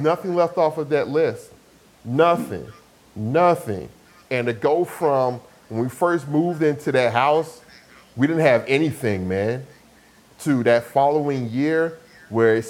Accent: Atlanta, Georgia, United States; also born or lived in Decatur, Georgia; we moved from East Atlanta to actually out to Decatur, out in the suburbs

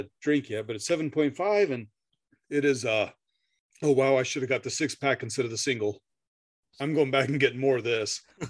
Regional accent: Midwest, United States; I say pecan because I'm from the Midwest

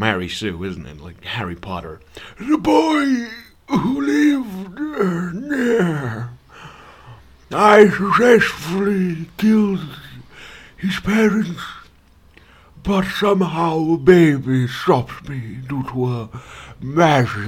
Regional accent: Serbia; I'm not from America. I'm a Serbian white boy.

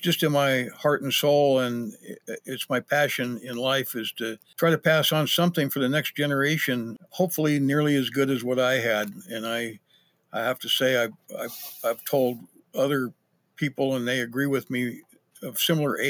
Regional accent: Idaho, United States; also born or lived in Patagonia, Arizona; now in Missoula, United States; I grew up in Idaho

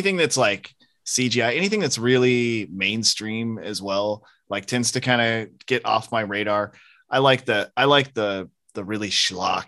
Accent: the Northwest, Pacific Northwest, United States; I'm a guy from the Northwest

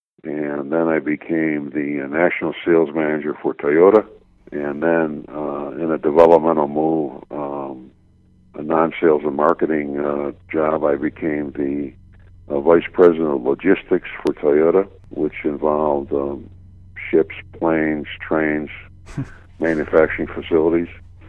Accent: Buffalo, New York, United States; I was growing up in Buffalo, New York, and was accepted to the University of Arizona Graduate School

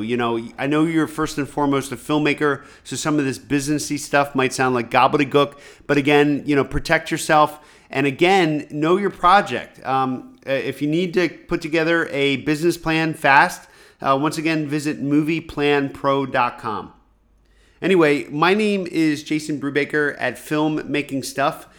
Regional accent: rural Pennsylvania, United States; growing up in rural Pennsylvania, I didn't know anybody who had money

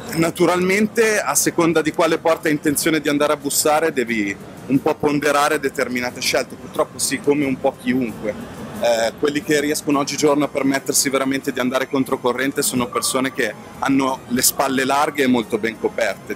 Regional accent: Lake Como, Lombardy, Italy; dalle nostre parti, sul lago di Como

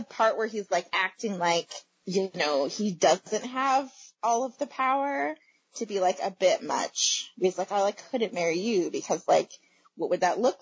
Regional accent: United States; As an American

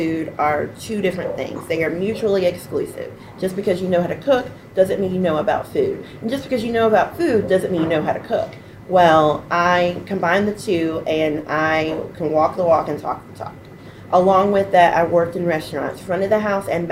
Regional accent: the Triad, North Carolina, United States; I grew up here in the Triad. I live in Winston-Salem, that's where I make my home

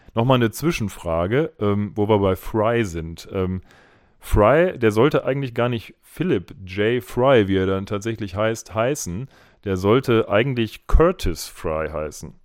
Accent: Essen, North Rhine-Westphalia, Germany; now in Bochum, Germany; wir sind auch beide in Essen geboren

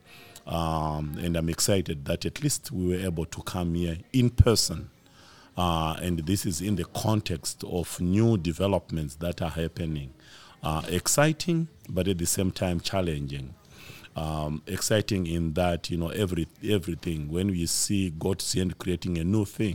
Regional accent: Zimbabwe; I'm from Zimbabwe

